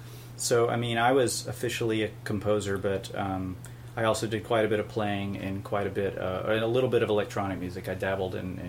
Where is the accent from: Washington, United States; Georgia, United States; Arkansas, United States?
Georgia, United States; Northeast; moved away as an adult; also born or lived in Atlanta, Georgia / California; now in Oakland, United States; I'm from Northeast Georgia, originally.